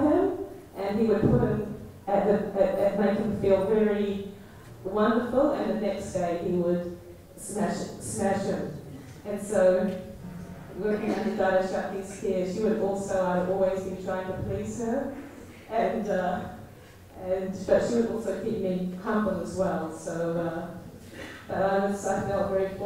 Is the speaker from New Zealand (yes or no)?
yes; New Zealand; moved away as an adult; also born or lived in London; I'm from New Zealand originally.